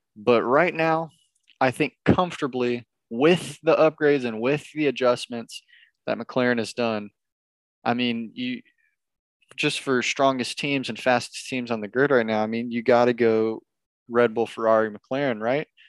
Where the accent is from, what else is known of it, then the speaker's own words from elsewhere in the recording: United States; I'm from America